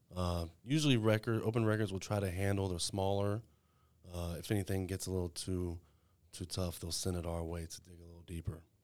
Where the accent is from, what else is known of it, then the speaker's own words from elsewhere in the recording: Waco, Texas, United States; also born or lived in El Paso; I was born here in Waco